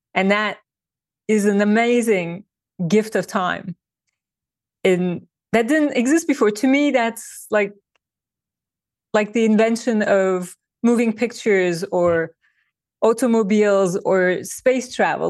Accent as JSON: {"language": "English", "country": "Turkey", "tie": "born or raised there", "moved": "as an adult", "lives_now": "New York, United States", "said": "I was born and I grew up in Turkey"}